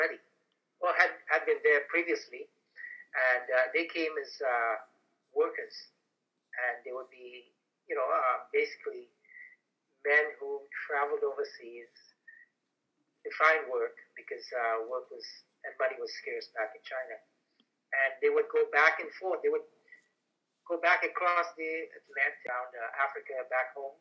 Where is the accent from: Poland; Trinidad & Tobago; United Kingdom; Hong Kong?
Trinidad & Tobago; now in Canada; I was born in Trinidad